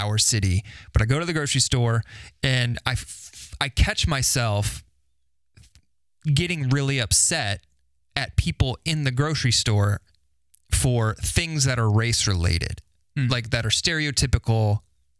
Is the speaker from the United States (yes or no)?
yes; Carmel, Indiana, United States; I grew up in Carmel, went to Carmel High School